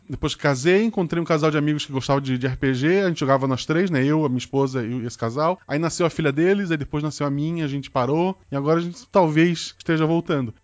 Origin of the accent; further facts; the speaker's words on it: Florianópolis, Santa Catarina, Brazil; eu morava no morro em Florianópolis